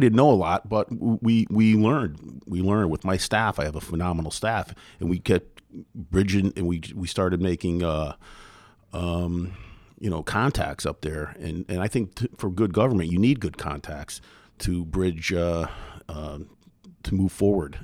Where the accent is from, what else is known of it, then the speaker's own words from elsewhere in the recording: Derby, Connecticut, United States; Born and raised in Derby, still lived in Derby